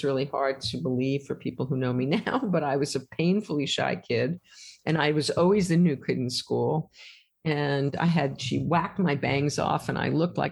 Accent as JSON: {"language": "English", "region": "New York", "country": "United States", "tie": "born or raised there", "said": "I grew up in New York in the late 50s and 60s"}